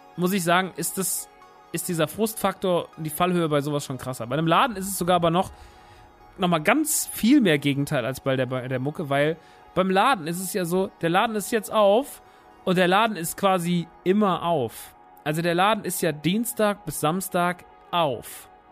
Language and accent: German; Rodgau, Hesse, Germany; moved away; Rottgau ist ja meine alte Heimat